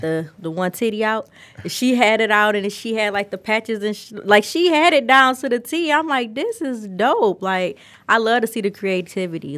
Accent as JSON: {"language": "English", "town": "Detroit", "region": "Michigan", "country": "United States", "tie": "born or raised there", "said": "I'm not from Atlanta. I'm from Detroit. I've always been in Detroit."}